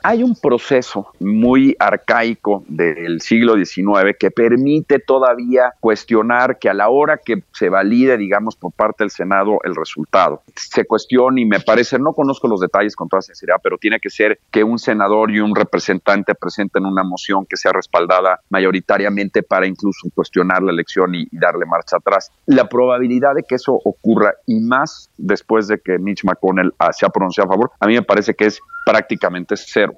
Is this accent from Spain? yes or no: no; Mexico; como mexicano